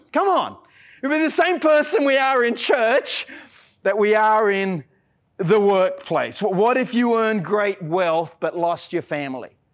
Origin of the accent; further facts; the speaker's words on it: Australia; I'm an Aussie